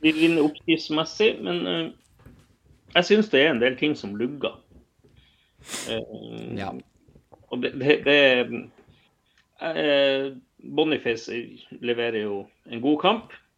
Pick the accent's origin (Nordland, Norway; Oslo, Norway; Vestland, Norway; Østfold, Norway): Nordland, Norway; Bodø; jeg vokste opp i Bodø